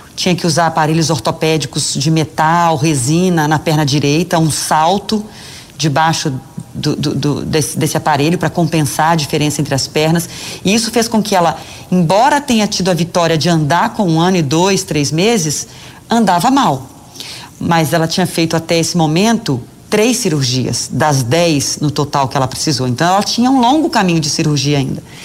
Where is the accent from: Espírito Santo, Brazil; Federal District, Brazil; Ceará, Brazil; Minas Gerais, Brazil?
Minas Gerais, Brazil; Belo Horizonte; moved away; falar com a minha terrinha